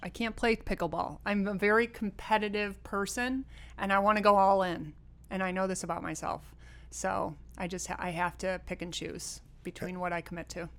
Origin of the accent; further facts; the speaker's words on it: Rochester, New York, United States; moved away; also born or lived in California; born and raised in Rochester, New York